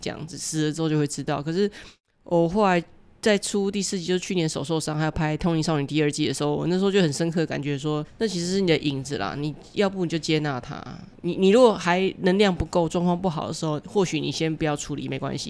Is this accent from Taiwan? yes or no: yes; Taiwan; 我们台湾这么善良